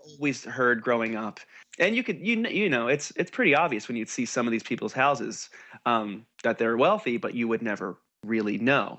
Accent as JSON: {"language": "English", "region": "New Jersey", "country": "United States", "moved": "yes", "lives_now": "California, United States", "said": "Because I'm from New Jersey"}